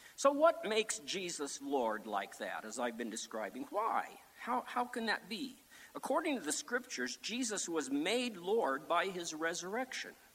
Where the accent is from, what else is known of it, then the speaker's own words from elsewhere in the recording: Sioux Falls, South Dakota, United States; back when I was a teenager growing up in Sioux Falls, South Dakota